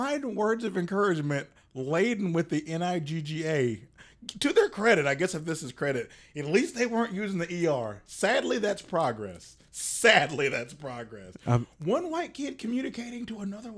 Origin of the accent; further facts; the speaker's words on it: Davie County, North Carolina, United States; My hometown page, shout out Locked Up Davie County